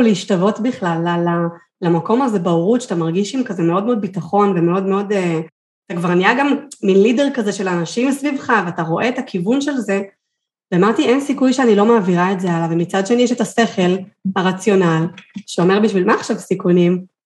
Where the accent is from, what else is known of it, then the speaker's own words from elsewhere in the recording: Kfar Saba, Central District, Israel; moved away as an adult; also born or lived in Kiryat Gat; אני מכפר סבא במקור, לקריית גת